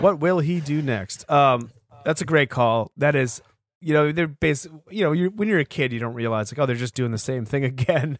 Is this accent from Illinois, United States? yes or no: no; Sanford, Maine, United States; my hometown of Sanford, Maine